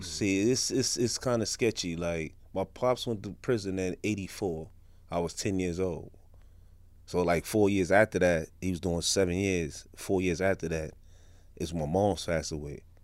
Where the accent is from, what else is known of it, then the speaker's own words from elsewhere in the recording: New York City, New York, United States; Crown Heights, Franklin Avenue